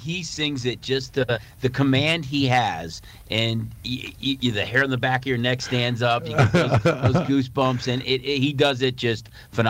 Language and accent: English; Chicago, Illinois, United States; growing up in Chicago